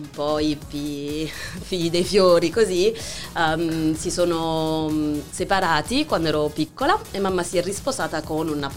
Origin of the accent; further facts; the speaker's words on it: Rio de Janeiro, Brazil; born there; Italian is a second language; papà argentino, mamma francese, eh, incontratisi in Brasile, io nata a Rio, Brasile.